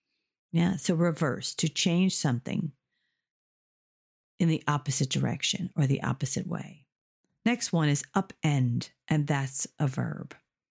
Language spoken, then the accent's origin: English; United States; moved away as an adult; now in Ireland; I'm from the United States, but I've been living in Ireland for over 30 years. So sometimes I have a mix of American vocabulary and Irish and or British vocabulary.